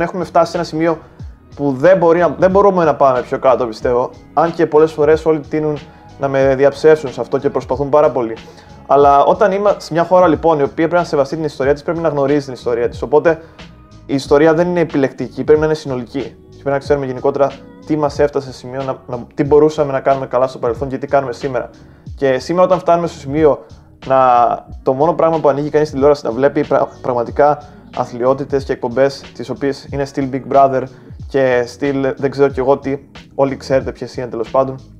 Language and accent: Greek; Greece; σαν Έλληνες